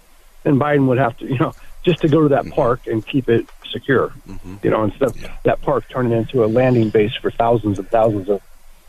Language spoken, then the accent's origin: English; Oregon, United States; I grew up just a stone's throw away from you on the Oregon side from where you're at.